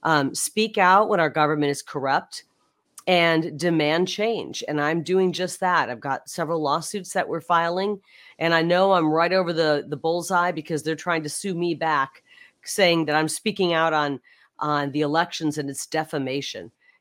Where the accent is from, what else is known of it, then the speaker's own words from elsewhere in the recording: Iowa, United States; since I was born in Iowa, raised in Iowa and came out here